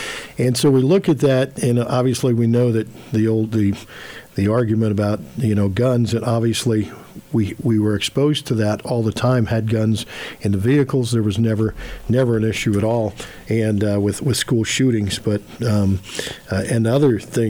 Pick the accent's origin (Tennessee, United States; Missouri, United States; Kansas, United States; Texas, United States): Kansas, United States; Victoria; now in Overland Park, United States; I grew up in Victoria, so you're talking a small town, country, people living in the country come into town.